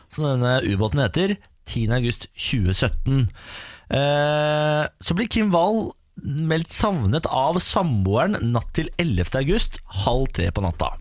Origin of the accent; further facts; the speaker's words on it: Moss, Østfold, Norway; Jeg er jo mossing